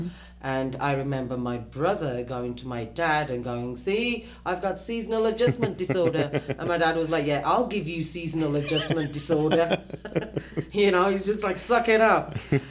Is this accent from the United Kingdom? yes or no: yes; United Kingdom; moved away as an adult; also born or lived in Middle East; now in United States; I was born in Britain